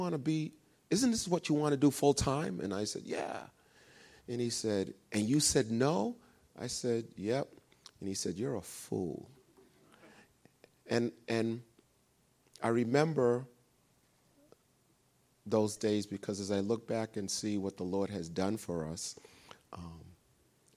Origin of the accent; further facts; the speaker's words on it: Somerville, Massachusetts, United States; also born or lived in Cambridge, Massachusetts / Arlington, Massachusetts; I was actually born in Cambridge, raised in Somerville, and then we moved to Arlington.